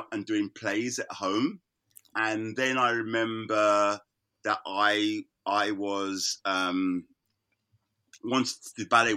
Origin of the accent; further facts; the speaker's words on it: London, United Kingdom; I was born in London. I was born in Islington.